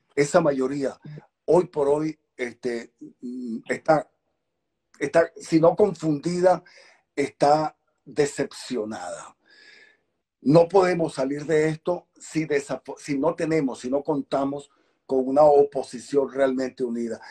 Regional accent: Venezuela; como ciudadano venezolano

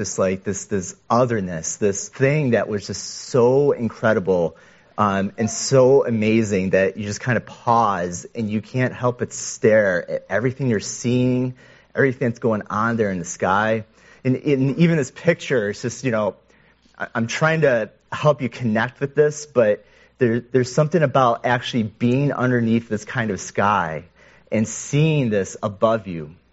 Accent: Western New York, United States; I was a middle schooler, growing up in Western New York

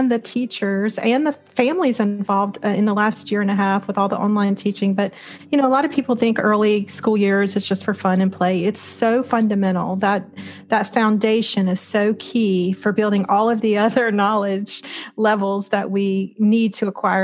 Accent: Louisiana, United States; I grew up very embedded in the Southern Baptist Church in Louisiana

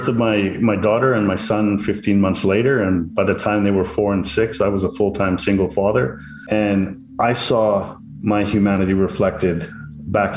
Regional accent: Canada; now in Vancouver, Canada; I'm a Canadian living in Vancouver, British Columbia, and my ethnicity is English-Irish.

